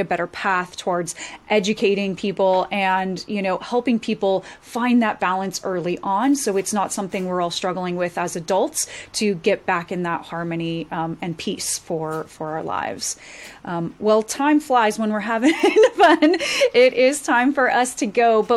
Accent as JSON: {"language": "English", "country": "United States", "tie": "born or raised there", "moved": "yes", "said": "I grew up near Lake Tahoe in the Sierras on the West Coast"}